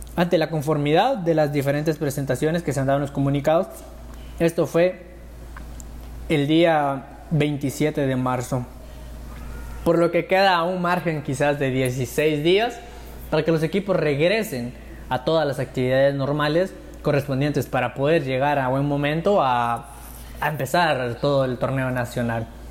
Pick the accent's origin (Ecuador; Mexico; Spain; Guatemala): Guatemala; como guatemaltecos